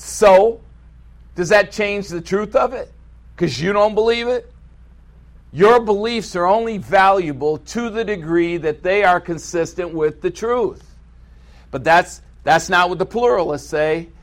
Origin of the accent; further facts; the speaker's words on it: United States; I am an American